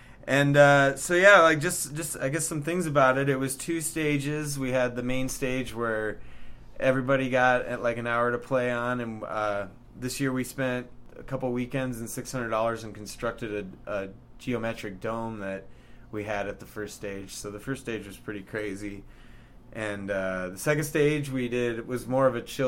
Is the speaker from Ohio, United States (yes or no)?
no; Cedar Rapids, Iowa, United States; I'm from Cedar Rapids.